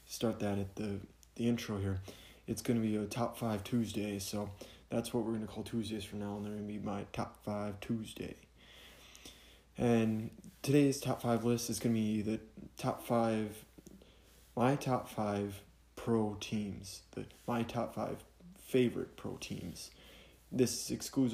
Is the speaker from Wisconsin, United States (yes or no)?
yes; Wisconsin, United States; I'm from Wisconsin